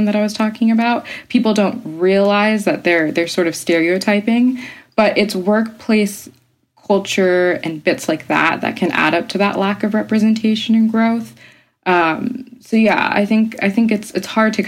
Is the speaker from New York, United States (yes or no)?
yes; Bronx, upstate New York, United States; moved away as an adult; now in London, United Kingdom; I was born and raised partly in the Bronx. And I always wondered if I might be a bit more confident in my voice had I just grown up purely in New York City. Because I moved to upstate New York when I was 9 years old.